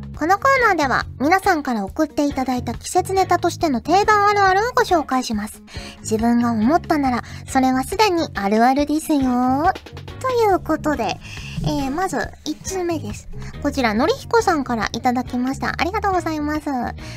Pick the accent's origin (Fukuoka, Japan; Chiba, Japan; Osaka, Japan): Fukuoka, Japan; accent: Hakata dialect; now in Tokyo, Japan; 私のね、故郷の福岡